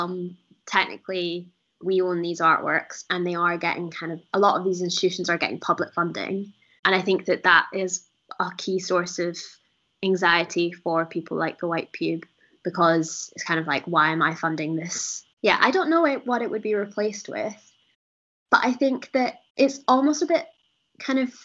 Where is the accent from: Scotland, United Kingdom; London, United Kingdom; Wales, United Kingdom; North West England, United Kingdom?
Scotland, United Kingdom; Edinburgh; I'm from Edinburgh, and I haven't really spent a lot of time in Glasgow